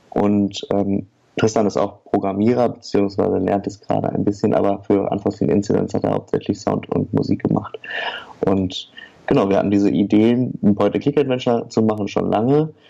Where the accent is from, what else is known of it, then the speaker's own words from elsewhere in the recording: Oer-Erkenschwick, North Rhine-Westphalia, Germany; Also wir, wir kennen uns, äh, weil wir alle aus der gleichen Stadt kommen. Wir kommen nämlich alle aus Oererkenschwick. Das ist eine kleine Stadt am Rande des nördlichen Ruhrgebiets.